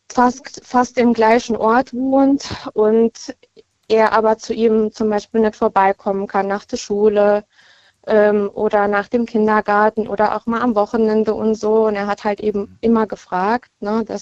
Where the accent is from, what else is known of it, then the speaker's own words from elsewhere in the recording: Baumholder, Rhineland-Palatinate, Germany; Ich komme aus Baumholder. Das ist in der Nähe von Ida Oberstein.